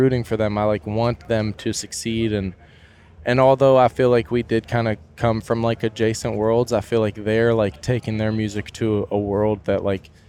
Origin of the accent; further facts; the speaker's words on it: Kentucky, United States; I feel like it's pretty small in the grand scheme of things, um, just because it is Kentucky, you know. So you're kind of in the middle of nowhere